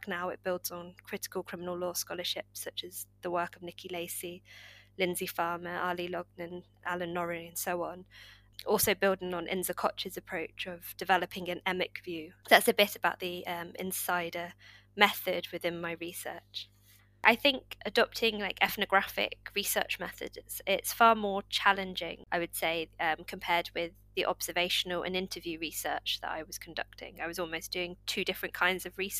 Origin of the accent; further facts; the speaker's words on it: Corby, East Midlands, United Kingdom; my hometown Corby